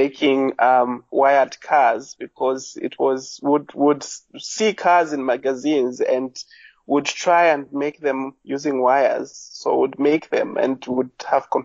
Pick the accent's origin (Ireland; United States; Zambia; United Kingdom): Zambia; Lusaka, Lusaka Province; now in Botswana; I was born in Zambia, Lusaka, which is the capital town, born and bred